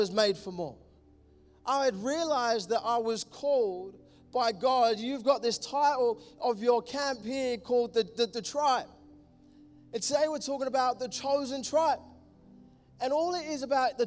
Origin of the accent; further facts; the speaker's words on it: London, United Kingdom; I'm from East London. Love it. I'm a Londoner.